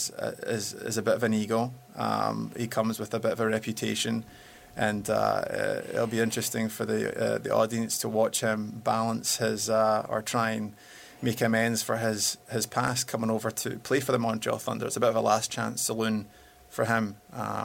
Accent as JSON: {"language": "English", "town": "Glasgow", "region": "Scotland", "country": "United Kingdom", "moved": "yes", "lives_now": "Los Angeles, United States", "said": "I'm from Glasgow. I'm a ex-football player"}